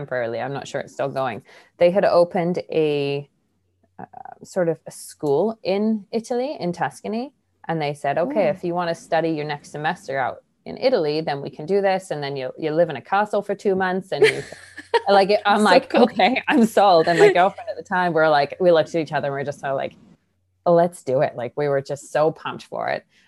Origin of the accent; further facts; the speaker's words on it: England, United Kingdom; moved away; I grew up in England